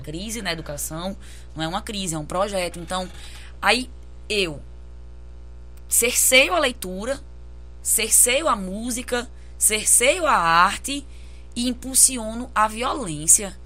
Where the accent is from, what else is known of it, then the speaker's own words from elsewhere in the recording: Brazil; enquanto brasileira que vive isso